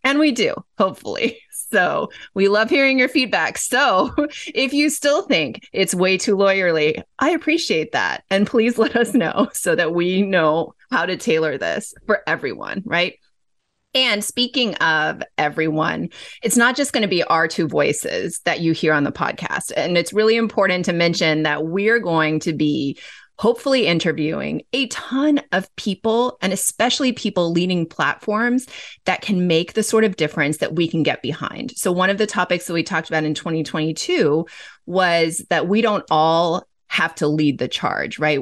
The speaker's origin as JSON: {"language": "English", "town": "Los Angeles", "region": "California", "country": "United States", "tie": "born or raised there", "said": "I grew up in Los Angeles."}